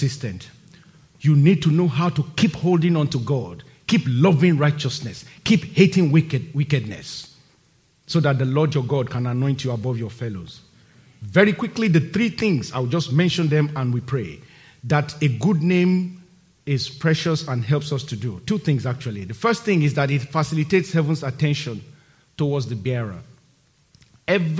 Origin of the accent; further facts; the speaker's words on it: Nigeria; moved away as an adult; my home country, Nigeria. Now, when I'm going home to Nigeria and I get to the airport and I'm about to cross immigration, like every other person who lives there and was born there like me